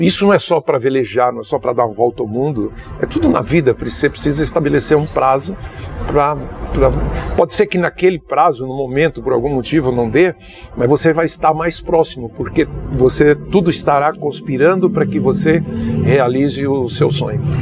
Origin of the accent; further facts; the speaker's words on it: Juazeiro, Bahia, Brazil; Eu sou natural de Juazeiro da Bahia